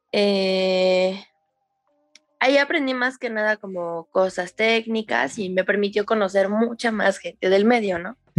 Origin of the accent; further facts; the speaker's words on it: Mexico City, Mexico; soy de Ciudad de México.